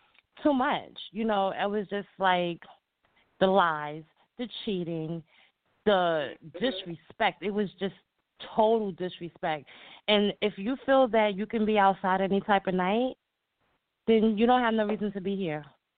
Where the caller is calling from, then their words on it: New York, United States; I'm calling from New York.